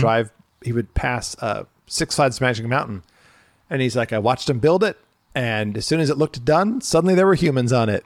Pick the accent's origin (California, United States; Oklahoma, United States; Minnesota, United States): California, United States; Irvine; I grew up in Irvine